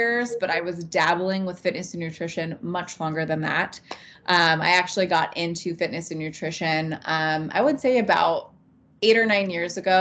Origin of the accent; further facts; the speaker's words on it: California, United States; also born or lived in Montana; now in Idaho, United States; Born and raised in California. And I ended up moving into Montana and Idaho territory